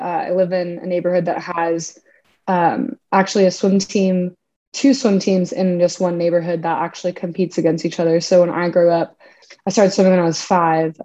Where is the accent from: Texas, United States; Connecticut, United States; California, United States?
California, United States; Orange County; I was born and raised in Orange County, California, and grew up here